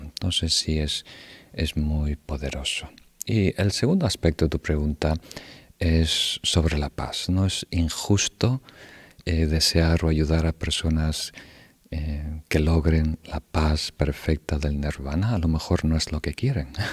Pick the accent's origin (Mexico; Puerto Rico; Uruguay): Uruguay; donde yo crecí en Uruguay